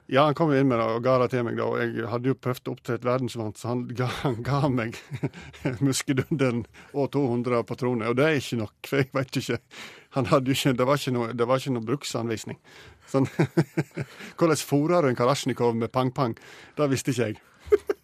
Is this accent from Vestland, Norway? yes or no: yes; Sogn, Vestland, Norway; Jeg er jo sogning, og jeg har jo skutt eh, hele livet